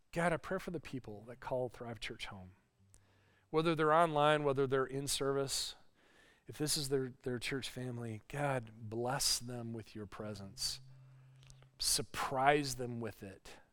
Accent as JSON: {"language": "English", "area": "Lake Michigan", "region": "Midwest", "country": "United States", "tie": "born or raised there", "said": "I grew up on Lake Michigan"}